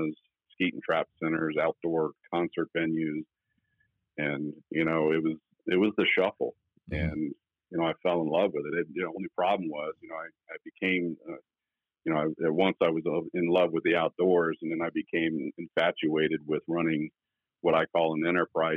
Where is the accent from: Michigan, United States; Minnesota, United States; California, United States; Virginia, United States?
Virginia, United States; Northern; moved away as an adult; now in Dublin, Ohio, United States; I grew up in Northern Virginia, which was just outside of Washington, D.C.